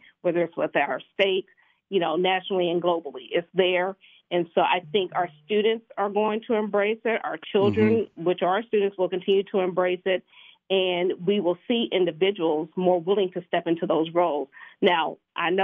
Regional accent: Kansas City, Missouri, United States; I was born and raised in Kansas City, Missouri

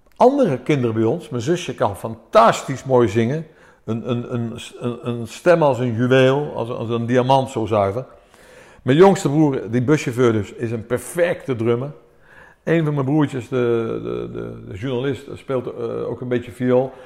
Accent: Amersfoort, Utrecht, Netherlands; also born or lived in Athens, Greece; En toen kwamen wij naar Amersfoort. En hier ben ik opgegroeid, in Amersfoort

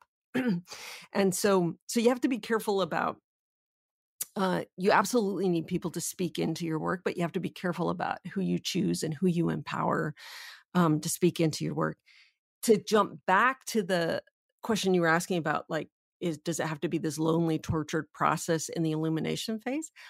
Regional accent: Canada; I'm Canadian

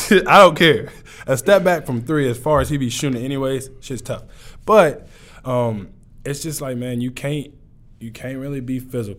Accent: Tomball, Texas, United States; I'm from Tomball.

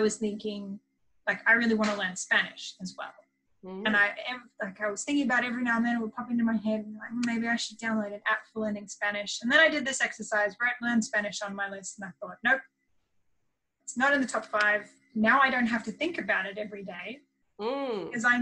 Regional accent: Australia; I am from Australia

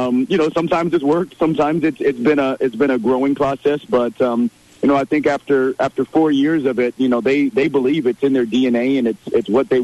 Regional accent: Omaha, Nebraska, United States; now in Sioux Falls, United States; I'm kind of from Sioux Falls, from Omaha. It's not too far away.

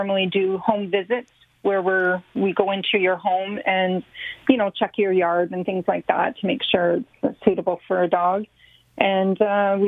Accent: Oshawa, Ontario, Canada; moved away as an adult; now in Niagara region, Canada; I grew up in Oshawa

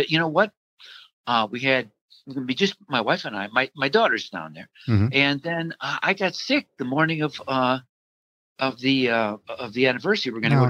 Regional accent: Chicago, Illinois, United States; born or raised there

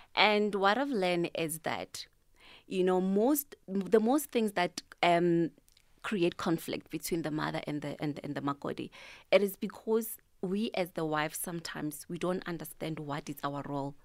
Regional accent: Tembisa, Gauteng, South Africa; I'm from Thembisa Kasilamakasi.

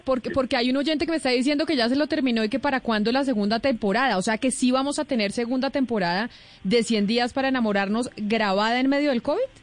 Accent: Colombia

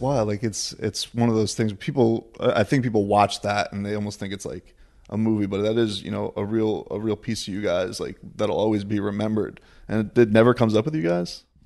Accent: Deerfield Beach, Florida, United States; We're at Sanford M M A in Deerfield Beach, my hometown

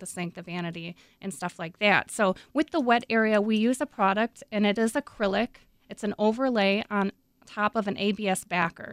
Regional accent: Minnesota, United States; I'm from Minnesota

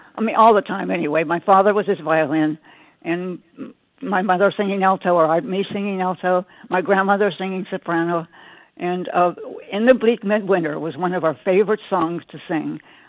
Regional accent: Pittsburgh, Pennsylvania, United States; now in Iowa City, United States; my family growing up in Pittsburgh in the 1930s.

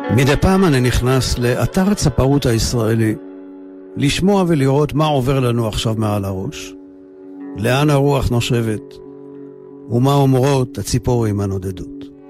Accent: Jerusalem, Jerusalem District, Israel; moved away; שוטטתי בסמטאות של שכונת מקור ברוך שם נולדתי

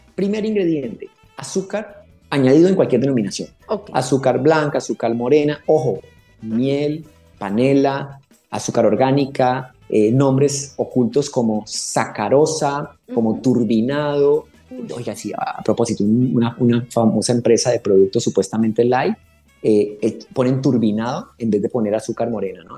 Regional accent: Colombia; como ah, latinos, como colombianos

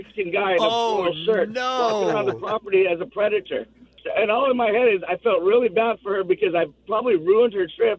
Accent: Sri Lanka; now in Manhattan Beach, United States; I'm from Sri Lanka

